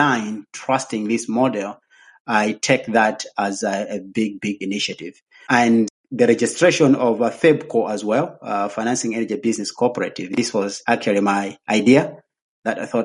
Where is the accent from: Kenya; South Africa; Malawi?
Malawi; Nkhata Bay, Northern Region; now in Lilongwe, Malawi; Actually, I'm coming from Nkata Bay. I was born in Nkata Bay along the lake. So if you want to come and swim, my village is very close to the lake. That's where I come from